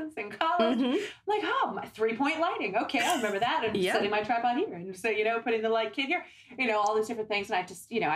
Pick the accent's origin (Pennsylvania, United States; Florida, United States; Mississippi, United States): Pennsylvania, United States; Sandy Lake; moved away as an adult; also born or lived in Tennessee / Fort Mill, South Carolina; now in Rock Hill, United States; I grew up in Pennsylvania, Sandy Lake, Pennsylvania, small town, very small town